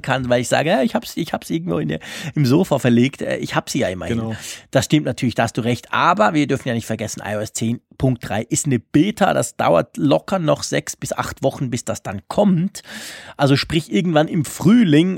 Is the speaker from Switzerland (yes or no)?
yes; Switzerland; bei uns in der Schweiz